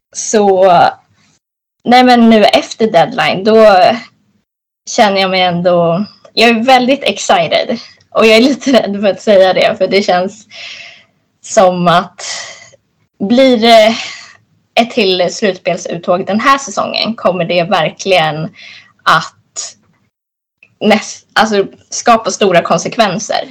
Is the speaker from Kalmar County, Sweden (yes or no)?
no; Stockholm, Stockholm County, Sweden; jag är 23 år och uppväxt i Stockholm